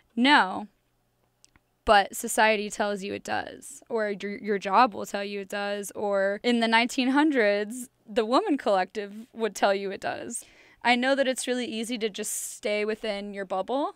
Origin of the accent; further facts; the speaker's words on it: St. Louis, Missouri, United States; I'm from Saint Louis, Missouri.